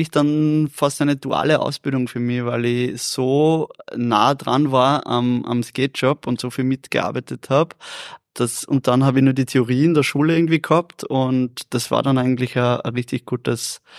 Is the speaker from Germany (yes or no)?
no; Vienna, Austria; Ja, ich habe das Wort nicht gekannt. Ich bin Wiener. Wir, wir, wir reden nicht so.